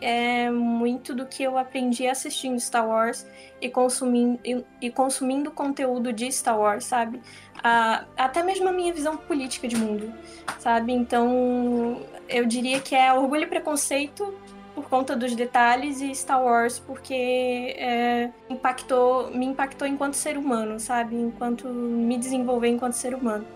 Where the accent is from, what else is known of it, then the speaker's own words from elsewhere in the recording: Santa Catarina, Brazil; accent: catarinense; eu sou catarinense mesmo